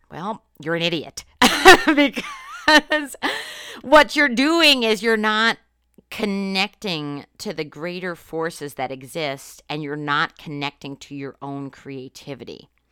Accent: Northeast Pennsylvania, United States; moved away; I'm from Northeast Pennsylvania, which is very different from Western Pennsylvania.

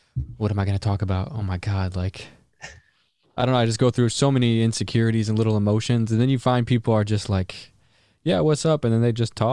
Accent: Detroit, Michigan, United States; I grew up in Detroit

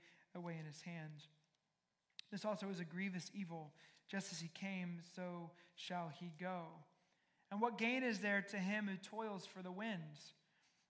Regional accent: the South, United States; I'm married to one from the North, I'm from the South

